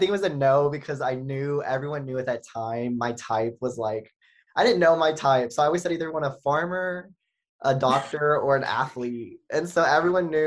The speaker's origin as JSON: {"language": "English", "area": "3 hours from Austin", "region": "Texas", "country": "United States", "tie": "born or raised there", "said": "right now, I live 3 hours from Austin, my hometown."}